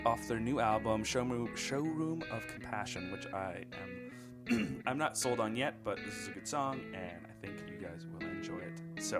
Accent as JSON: {"language": "English", "region": "New York", "country": "United States", "said": "being a New Yorker forever and ever and ever and ever."}